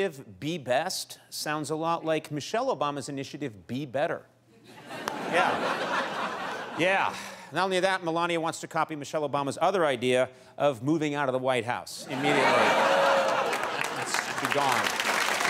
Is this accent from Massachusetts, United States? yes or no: yes; Boston, Massachusetts, United States; I'm from Boston